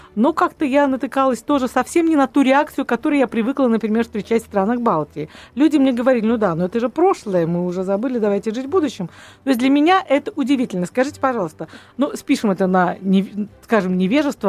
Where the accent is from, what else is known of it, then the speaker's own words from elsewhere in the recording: Russia; мы настолько вот россияне